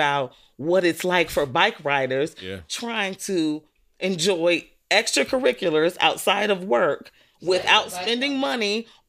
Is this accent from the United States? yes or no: yes; Atlanta, Georgia, United States; now in New York, United States; As a Grady baby